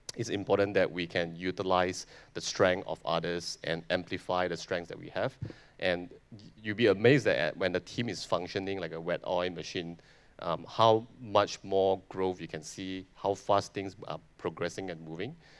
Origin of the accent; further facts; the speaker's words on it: Malaysia; I'm a Malaysian